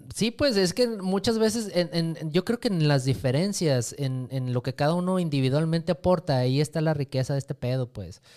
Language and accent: Spanish; Sonora, Mexico; nosotros que somos aquí de Sonora